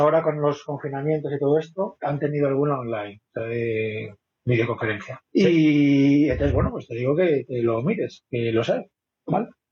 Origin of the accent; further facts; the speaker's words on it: Vigo, Galicia, Spain; now in Madrid, Spain; yo soy de Vigo, pero vivo en Madrid hace mucho tiempo